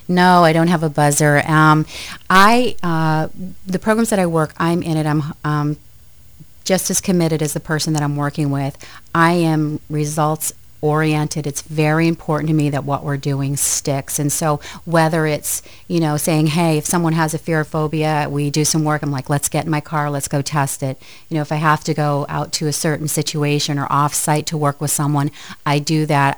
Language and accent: English; Aroostook County, northern Maine, United States; born or raised there; also born or lived in Lewiston-Auburn, Maine